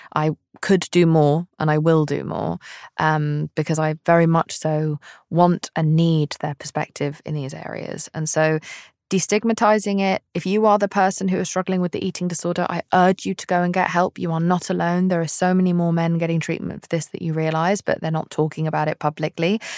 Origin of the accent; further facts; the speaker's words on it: United Kingdom; I'm British